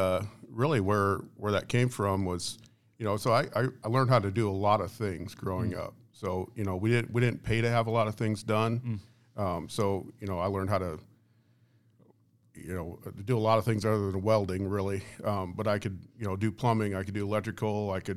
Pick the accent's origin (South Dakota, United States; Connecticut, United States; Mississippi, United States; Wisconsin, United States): South Dakota, United States; also born or lived in Iowa; I'm originally a South Dakota kid. I grew up, kind of go back further than that, I guess. I was actually born in Iowa.